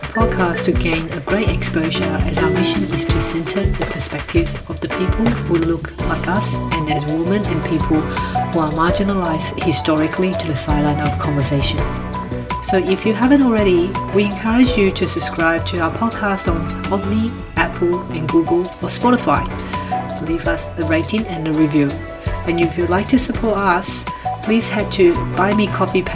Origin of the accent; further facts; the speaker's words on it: Changhua County, Taiwan; moved away; I was from Zhanghua as well